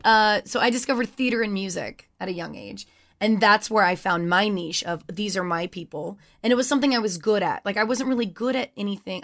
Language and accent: English; Louisiana, United States; moved away; I grew up in Louisiana